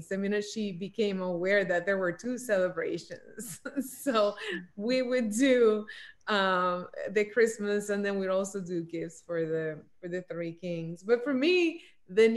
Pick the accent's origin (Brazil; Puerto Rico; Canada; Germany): Puerto Rico; moved away; I grew up in Puerto Rico